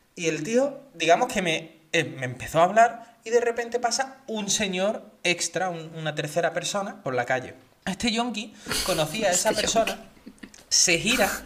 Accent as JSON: {"language": "Spanish", "town": "Seville", "region": "Andalusia", "country": "Spain", "also_born_or_lived": "Basque Country", "moved": "yes", "lives_now": "Catalonia, Spain", "said": "yo soy de Sevilla"}